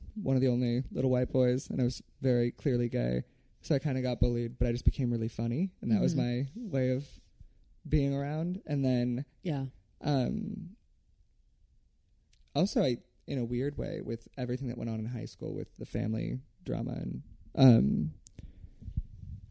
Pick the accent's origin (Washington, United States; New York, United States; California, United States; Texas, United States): California, United States; Norwalk; I'm from Norwalk, which is like in the South Bay